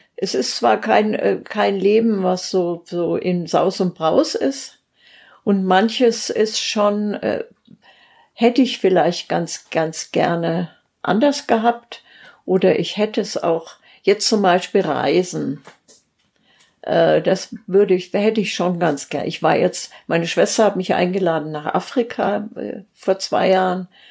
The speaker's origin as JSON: {"language": "German", "town": "Steinebach am Wörthsee", "region": "Bavaria", "country": "Germany", "also_born_or_lived": "Simbach", "moved": "as an adult", "said": "ich komme ja aus Steinebach am Wörthsee, also ursprünglich beim Ammersee, so ein kleiner See"}